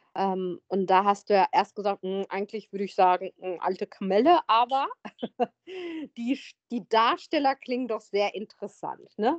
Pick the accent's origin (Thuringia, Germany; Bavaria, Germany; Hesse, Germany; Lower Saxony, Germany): Hesse, Germany; ich bin auch in Hessen zur Schule gegangen